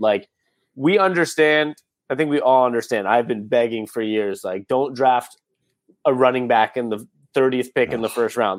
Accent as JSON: {"language": "English", "town": "Seattle", "region": "Washington", "country": "United States", "tie": "born or raised there"}